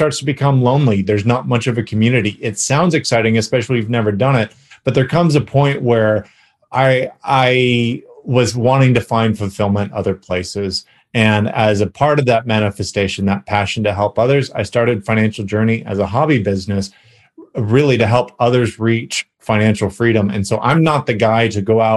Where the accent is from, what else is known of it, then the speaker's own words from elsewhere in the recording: California, United States; moved away as an adult; now in Dallas, United States; I am originally from California, but now I live in Texas